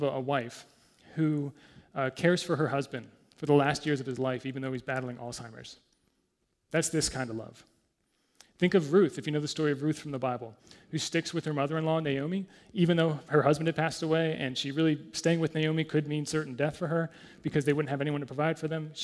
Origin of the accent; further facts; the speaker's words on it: United States; I'm American